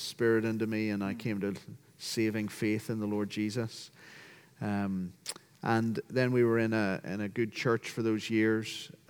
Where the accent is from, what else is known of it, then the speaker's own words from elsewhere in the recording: Belfast, Northern Ireland, United Kingdom; moved away as an adult; also born or lived in Liverpool, England / Tanzania / Australia / Cambridge; now in United States; So I was brought up in a Christian home, a loving, caring Christian home that taught me the gospel. We returned to Ireland in Belfast to live in 1984 when I was seven.